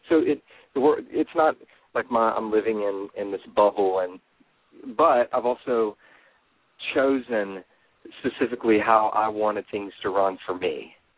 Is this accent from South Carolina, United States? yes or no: no; Nashville, Tennessee, United States; because he's from Nashville, and I'm from Nashville, and that's kind of why I started the whole blog, was for the guys here.